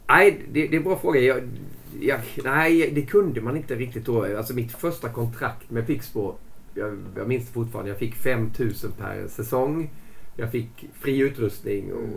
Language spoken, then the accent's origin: Swedish; Växjö, Kronoberg County, Sweden; moved away as an adult; also born or lived in Gothenburg; jag kom från Växjö, från en liten by utanför Växjö först. Sen ska jag upp till Göteborg